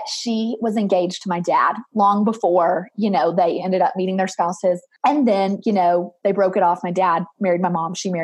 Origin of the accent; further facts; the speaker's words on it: Murfreesboro, Tennessee, United States; I'm from Murfreesboro, which you might know, but I just say Nashville because it's easier.